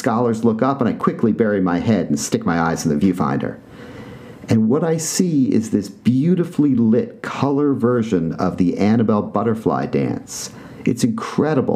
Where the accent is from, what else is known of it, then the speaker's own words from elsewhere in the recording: New York City, New York, United States; when I was a kid growing up on the Upper West Side of Manhattan